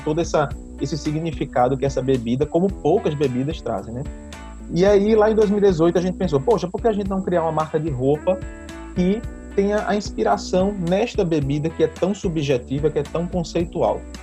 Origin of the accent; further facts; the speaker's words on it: Recife, Pernambuco, Brazil; nós somos de Recife